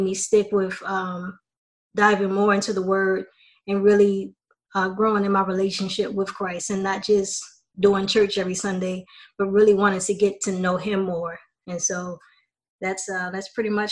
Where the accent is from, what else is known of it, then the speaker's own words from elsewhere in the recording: Baltimore, Maryland, United States; moved away as an adult; also born or lived in Tallahassee, Florida; being originally from Baltimore, Maryland, I knew nobody in Tallahassee